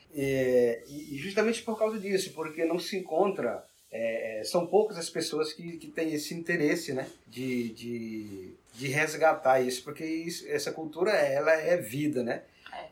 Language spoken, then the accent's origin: Portuguese; Northeast Region, Brazil; Lá na minha região nordestina